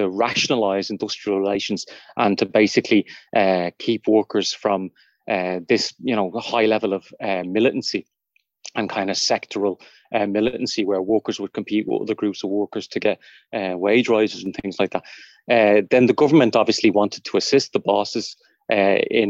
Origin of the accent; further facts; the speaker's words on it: Dublin, Leinster, Ireland; I grew up in Fatima Mansions flats and then moved up to Crumlin.